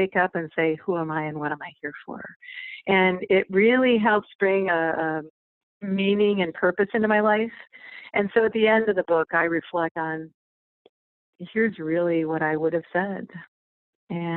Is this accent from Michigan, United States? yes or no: yes; outside the Detroit area, Michigan, United States; I grew up outside the Detroit area